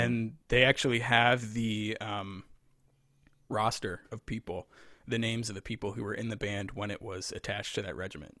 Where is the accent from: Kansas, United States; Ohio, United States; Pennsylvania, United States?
Pennsylvania, United States; Lebanon; moved away as an adult; also born or lived in Rochester; now in Virginia, United States; I grew up in Pennsylvania